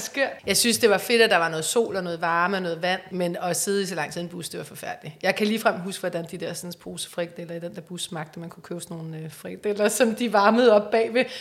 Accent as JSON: {"language": "Danish", "town": "Copenhagen", "region": "Capital Region of Denmark", "country": "Denmark", "said": "Jeg er fra Yder"}